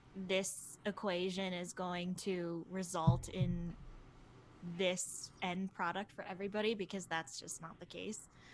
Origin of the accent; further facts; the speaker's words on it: Buffalo, New York, United States; I'm born and bred in Buffalo.